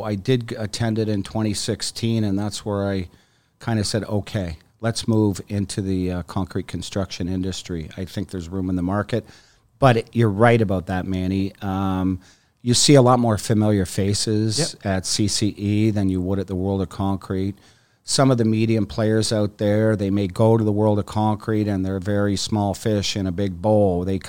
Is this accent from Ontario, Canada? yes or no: yes; Toronto, Ontario, Canada; born there; I was born in Toronto and have been a Leafs and Jays fan my whole life.